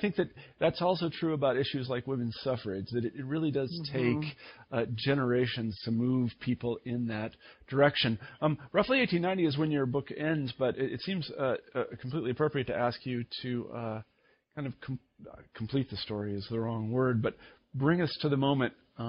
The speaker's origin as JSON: {"language": "English", "region": "Midwest", "country": "United States", "said": "I'm from the Midwest, and not exactly progressive views"}